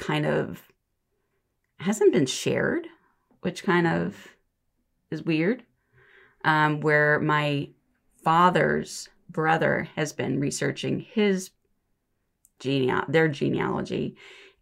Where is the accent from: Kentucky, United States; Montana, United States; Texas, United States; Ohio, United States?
Ohio, United States; Geauga County; moved away as an adult; also born or lived in Cuyahoga County, Ohio; now in Lorain County, United States; I grew up actually in Geauga County. So I moved to Cuyahoga County and then out to Lorain probably about 25 years ago.